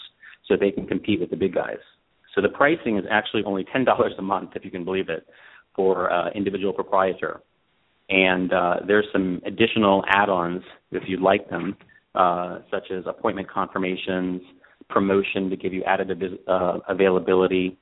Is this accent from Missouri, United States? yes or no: no; Colorado, United States; moved away as an adult; also born or lived in Los Angeles; I grew up in Colorado, and uh, when I graduated from college, I came out to Los Angeles